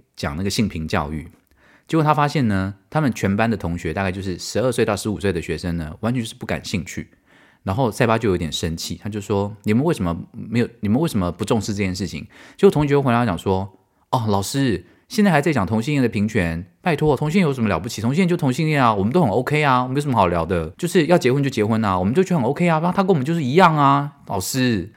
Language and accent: Chinese; Taiwan; moved away as an adult; 我台湾人